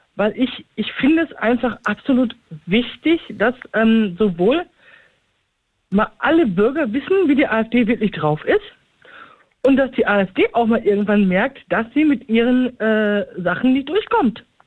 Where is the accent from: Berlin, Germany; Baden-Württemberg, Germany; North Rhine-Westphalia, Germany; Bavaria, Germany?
North Rhine-Westphalia, Germany; Recklinghausen; in meiner Heimatstadt Rettlinghausen